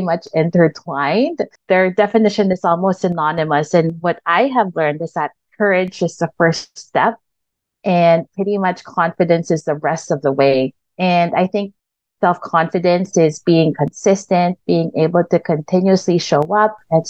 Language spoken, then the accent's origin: English; Quezon City, Metro Manila, Philippines; English is a second language; moved away as an adult; now in United States; So I was born and raised in the Philippines in a town called Quezon City, which is actually part of Metro Manila.